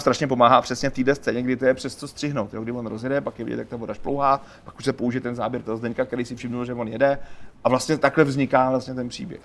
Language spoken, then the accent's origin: Czech; Czechia; my Češi jsme takový nešikovný myšmaš něco mezi Polákama a Němcema